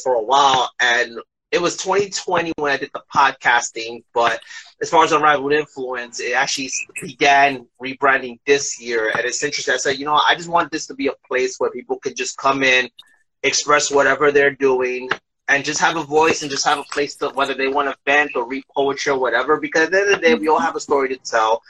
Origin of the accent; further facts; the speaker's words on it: New York City, New York, United States; I'm from Brooklyn, New York.